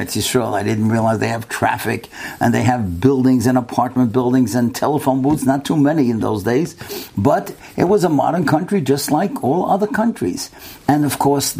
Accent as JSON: {"language": "English", "country": "United States", "said": "I'm from America, I'm going back in 2-3 days."}